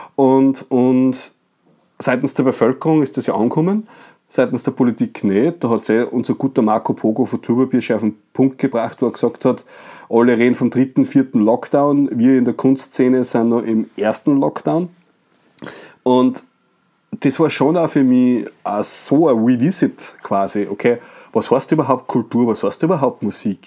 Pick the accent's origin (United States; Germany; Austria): Austria; Bad Ischl, Upper Austria; also, no offense gegen meine Heimat. Ich bin sehr gerne Badischler, fühle mich sehr wohl im Salzkammer gut